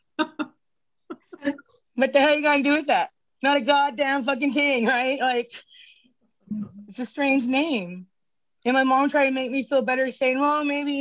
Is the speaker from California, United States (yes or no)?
yes; Northern California, United States; I'm Hoopa from Northern California